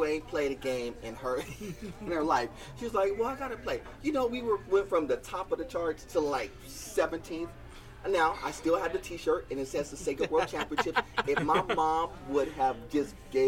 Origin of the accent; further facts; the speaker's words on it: Southern California, United States; I'm from Southern California